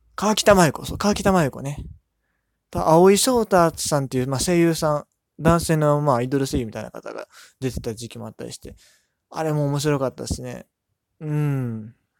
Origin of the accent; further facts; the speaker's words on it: Kansai, Japan; now in Yokohama, Japan; 横浜に住んでるんですけど、関西出身でして